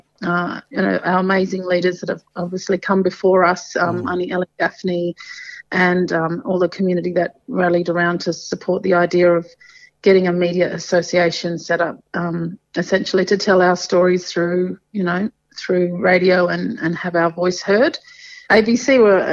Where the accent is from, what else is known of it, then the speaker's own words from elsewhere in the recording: Torres Strait, Queensland, Australia; also born or lived in Badu Island / Mabuiag Island / Thursday Island; Kapul Batanga, as we say up here in the Torres Strait